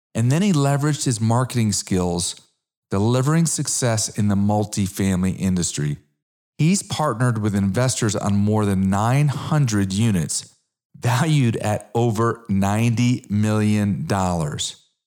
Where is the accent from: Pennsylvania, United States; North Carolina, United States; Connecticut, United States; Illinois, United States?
Connecticut, United States; moved away as an adult; also born or lived in South Florida; now in Dallas, United States; I'm originally an East Coast guy. I'm originally from Connecticut